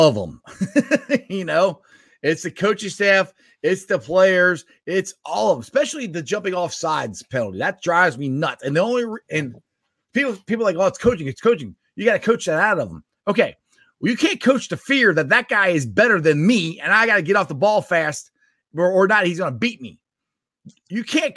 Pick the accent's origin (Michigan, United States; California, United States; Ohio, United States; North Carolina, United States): Ohio, United States; I love growing up in Ohio.